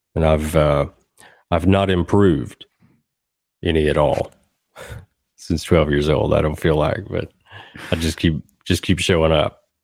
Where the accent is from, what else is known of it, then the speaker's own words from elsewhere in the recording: Southern Middle Tennessee, United States; now in Nashville, United States; I grew up in Southern Middle Tennessee